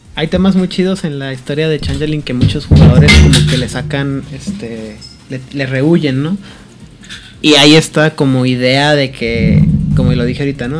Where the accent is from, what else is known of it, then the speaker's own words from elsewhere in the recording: Ciudad Juárez, Chihuahua, Mexico; yo quiero mucho mi tierra, ¿no? Pero en Juárez